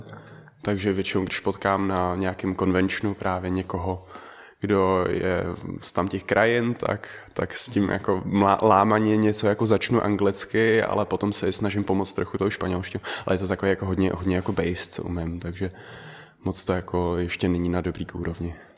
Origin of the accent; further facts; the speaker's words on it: Czechia; first language Dutch and Czech; also born or lived in Netherlands; jsem se narodil v Holandsku, žil jsem tam 6 let, mm-hmm. pak jsem se přestěhoval sem, a takže umím holandsky a česky od základu